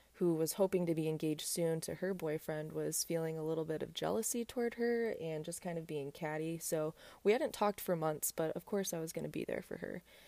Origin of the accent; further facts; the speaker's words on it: South Bend, Indiana, United States; moved away as an adult; now in Texas, United States; my hometown, I went to I U S B